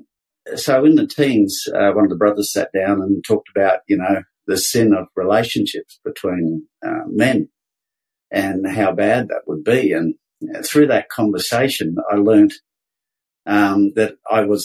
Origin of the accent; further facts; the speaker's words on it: Brisbane, Queensland, Australia; moved away; also born or lived in Sydney; I was born up in Brisbane. I'm a Queensland boy, born in the mid-50s